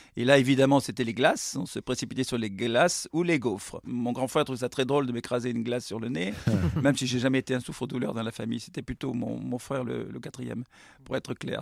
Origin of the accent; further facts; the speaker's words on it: Bordeaux, Nouvelle-Aquitaine, France; also born or lived in Bègles; je suis bordelais